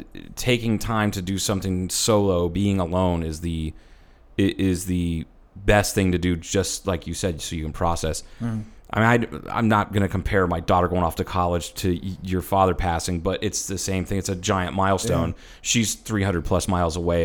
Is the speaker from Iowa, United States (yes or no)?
no; Ohio, United States; did a mural in my hometown in Ohio called Rising Sun, Setting Sun